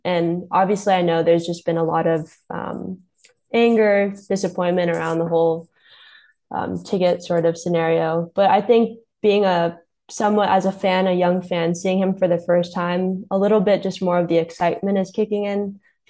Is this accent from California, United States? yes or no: yes; Los Angeles, California, United States; Yeah, I mean, growing up in Los Angeles, just not sure how like familiar I was just like the whole trajectory of basketball, but like